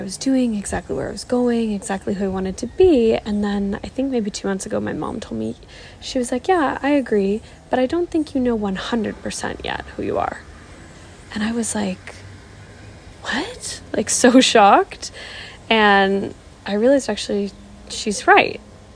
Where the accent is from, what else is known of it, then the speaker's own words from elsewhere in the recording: Toronto, Ontario, Canada; moved away as an adult; also born or lived in South Africa; I'm from Toronto, from Canada